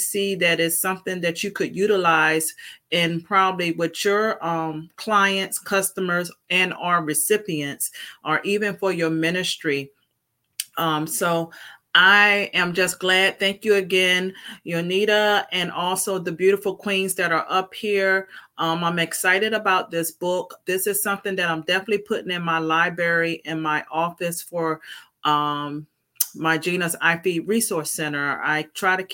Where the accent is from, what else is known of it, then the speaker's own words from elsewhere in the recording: Virginia, United States; I am from Virginia